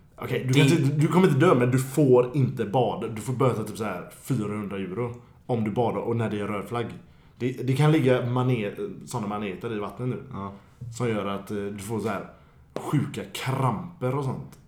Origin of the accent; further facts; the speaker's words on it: Gothenburg, Västra Götaland, Sweden; som göteborgare man är